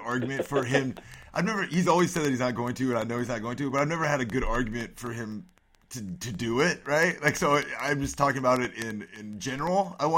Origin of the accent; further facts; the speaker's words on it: Midwest, United States; moved away as an adult; now in Washington, D.C., United States; I grew up in the Midwest, but I've been here for about 13 years.